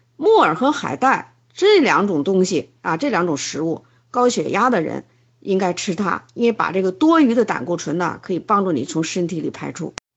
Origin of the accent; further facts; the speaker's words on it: China; 我们中国人